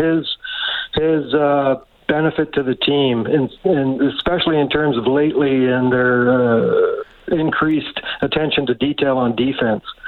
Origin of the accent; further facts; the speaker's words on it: Edmonton, Alberta, Canada; now in Calgary, Canada; I'm from Edmonton, but I live here now. I have for 25 years